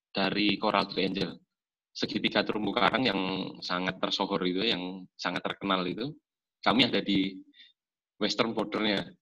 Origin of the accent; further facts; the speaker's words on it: East Java, Indonesia; Saya juga asli Jawa Timur dan ya berkecimpung di dunia salam Jawa Timur lumayan lah sudah mulai 2006.